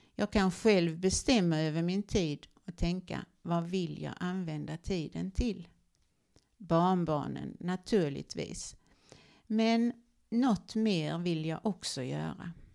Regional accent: Olofström, Blekinge, Sweden; Jag växte upp i Olofström i det vackra Blekinge, Sveriges trädgård

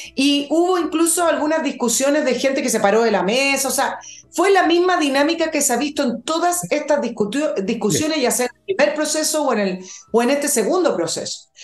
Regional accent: Chile; nuestro país

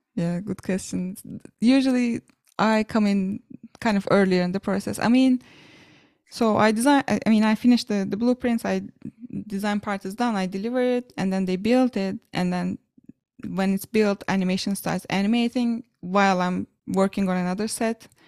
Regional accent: Ankara, Turkey; a university in my hometown, Ankara, called Hacettepe

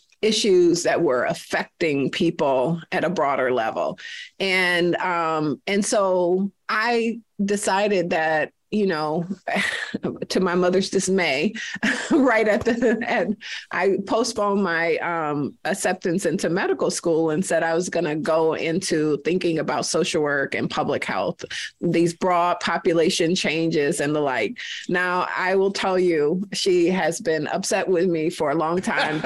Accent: Detroit, Michigan, United States; now in Twin Cities, United States; So I am a Detroit girl. I grew up in Detroit and spent most of my life there. So I think it was as much of a surprise for me as many others when I moved to the Twin Cities

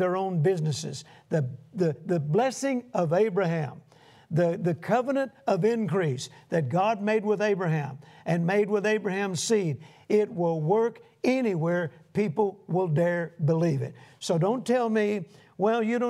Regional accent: United States; being an American

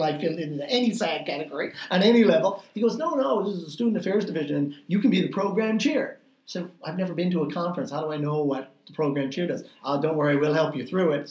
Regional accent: St. John's, Newfoundland and Labrador, Canada; I had never lived in residence at Memorial because I grew up in St. John's

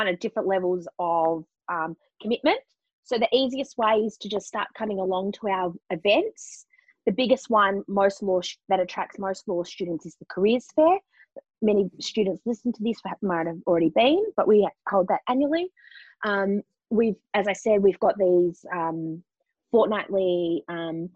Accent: Melbourne, Victoria, Australia; moved away as an adult; also born or lived in London; got a job in Melbourne, which is my hometown.

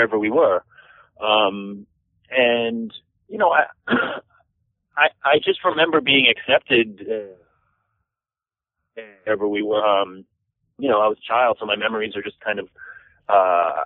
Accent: New York City, New York, United States; also born or lived in Los Angeles / India; I was born and raised in Queens, and I've more or less lived there my whole life

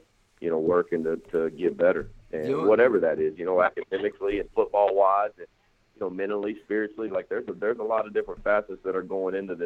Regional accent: San Angelo, Texas, United States; moved away as an adult; now in Syracuse, United States; I went to Angelo State University there in my hometown of Angelo, Texas.

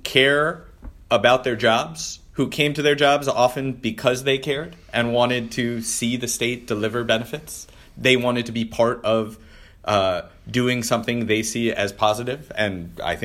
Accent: Detroit, Michigan, United States; moved away; my hometown of Detroit

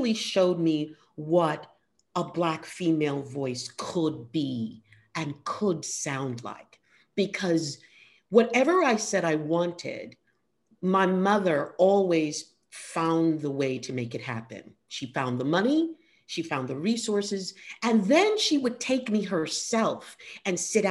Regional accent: New York City, New York, United States; I grew up on the Lower East Side

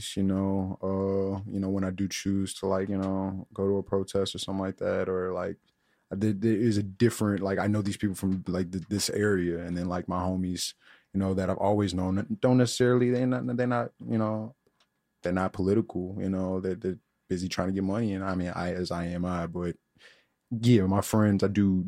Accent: Chicago, Illinois, United States; coming from the South Side

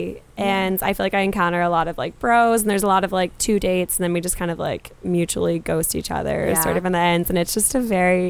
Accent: North Carolina, United States; moved away as an adult; now in Boston, United States; So I'm from North Carolina.

